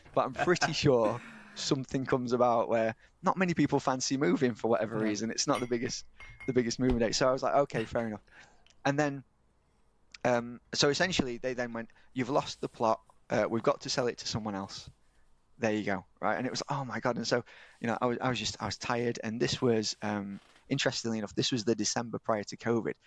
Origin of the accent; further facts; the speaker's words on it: Yorkshire and the Humber, United Kingdom; I'm from Yorkshire